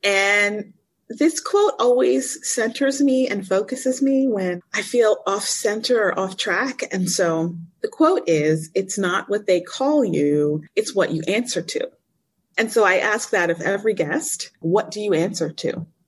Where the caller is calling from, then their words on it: Cairo, Cairo Governorate, Egypt; Hey, I am in Cairo, Egypt, and it's midnight where I am.